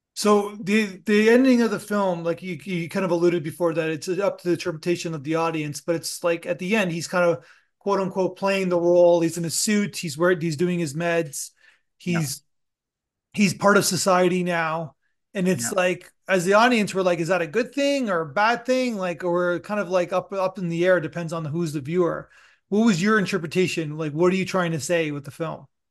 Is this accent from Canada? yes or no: yes; Canada; I'm, I'm Canadian